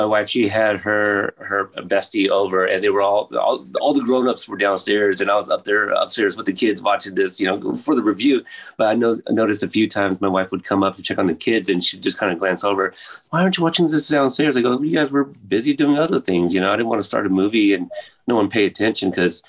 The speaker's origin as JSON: {"language": "English", "town": "Portland", "region": "Oregon", "country": "United States", "said": "I'm from Portland, Oregon"}